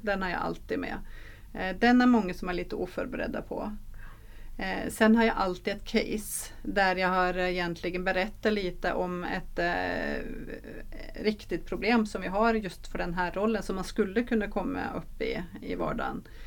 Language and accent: Swedish; Norway; Swedish is a second language; now in Sweden; jag är norsk